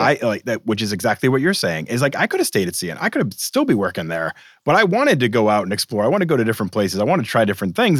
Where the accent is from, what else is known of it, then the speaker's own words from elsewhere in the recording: Boston, Massachusetts, United States; I grew up in Boston